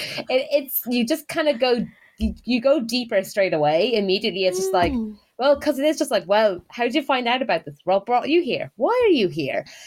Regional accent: Ireland; accent: Irish; now in United Kingdom

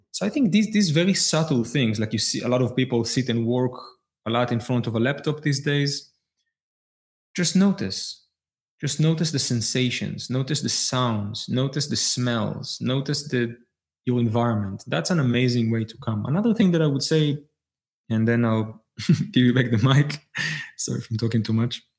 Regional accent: Israel; I was born in Israel.

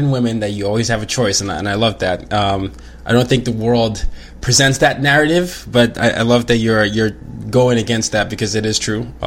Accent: Nigeria; I'm like, I'm Nigerian, but I lived in this and this. But now I just say, you know, I'm a I'm a third culture kid.

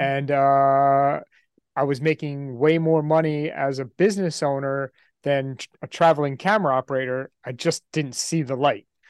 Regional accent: New York, United States; I grew up in New York

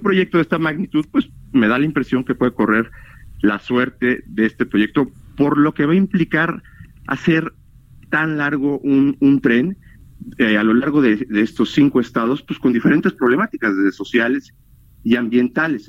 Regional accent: Mexico; somos los mexicanos

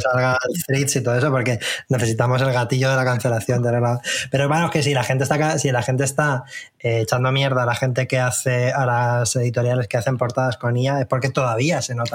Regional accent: Albacete, Castilla-La Mancha, Spain; moved away; yo soy de Albacete

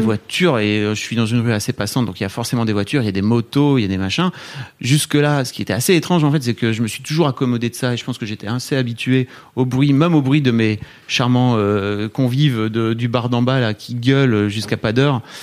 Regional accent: Hauts-de-France, France; moved away; moi, je viens de Neuvillan-Ferrand, dans le nord

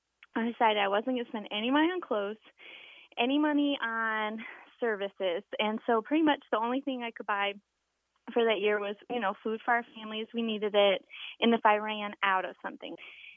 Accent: outside Chicago, Illinois, United States; The culture I grew up in outside Chicago was a pretty competitive high school.

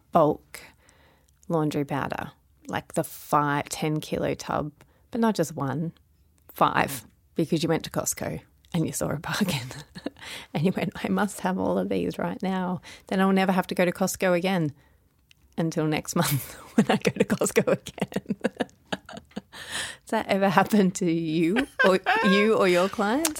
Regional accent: Melbourne, Victoria, Australia; now in Sydney, Australia; I live in Sydney, Australia. But I'm originally from Sydney, Australia. But I live most of my life in Melbourne, so I actually call myself Melbournian

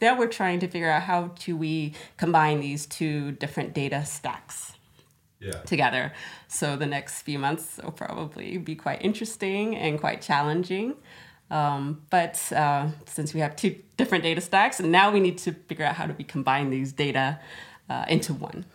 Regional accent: Florida, United States; moved away as an adult; now in Stockholm, Sweden; I'm originally from Florida. That's where I was born and raised

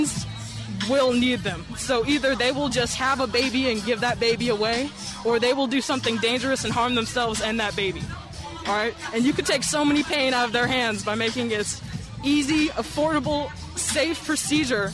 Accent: Jackson, Mississippi, United States; I'm from Jackson originally

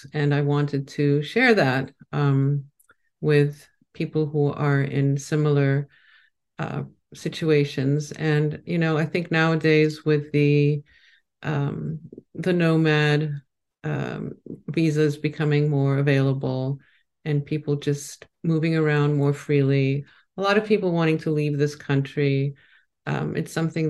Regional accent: Mykonos, South Aegean, Greece; also born or lived in New York, United States; I was born in New York, but I was raised on a small island in Greece, Mykonos. Everybody knows it now. Nobody knew it then. Without electricity, with a donkey being our main method of transportation from town to the countryside. But, you know, my parents weren't Greek.

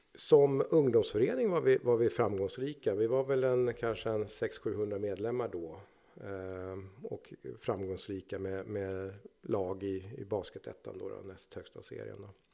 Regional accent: Nacka, Stockholm County, Sweden; jag är uppvuxen i Nacka

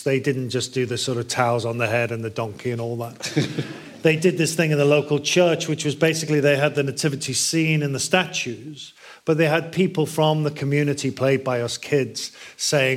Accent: Liverpool, North West England, United Kingdom; I grew up in Liverpool

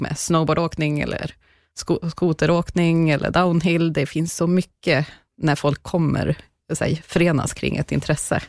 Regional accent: Bollnäs, Gävleborg County, Sweden; now in Stockholm, Sweden; Jag är uppväxt i en eh, stad faktiskt i mitten av Sverige som heter Bollnäs.

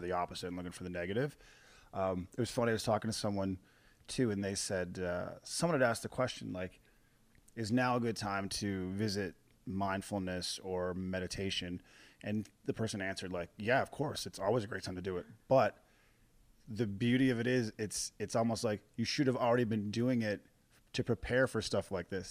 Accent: Corner Brook, Newfoundland and Labrador, Canada; I grew up in Cornerbrook, Newfoundland

